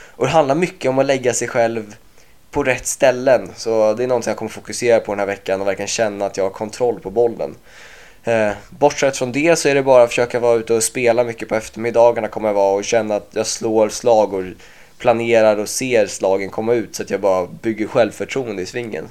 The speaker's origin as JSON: {"language": "Swedish", "country": "Sweden", "said": "som svensk"}